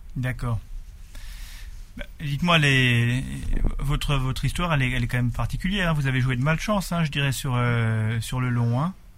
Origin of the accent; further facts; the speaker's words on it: Alsace, Grand Est, France; chez nous, en Alsace